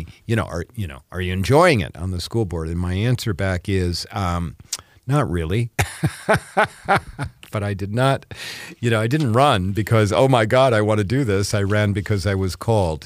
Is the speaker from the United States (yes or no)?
yes; Iowa, United States; when I grew up in Iowa back in the 70s, 60s and 70s